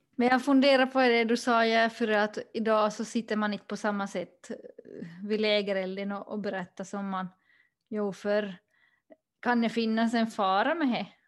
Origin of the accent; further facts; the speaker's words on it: Pensala, Ostrobothnia, Finland; now in Sweden; jag är ursprungligen från Pensal i Österbotten men just nu så bor jag i Sverige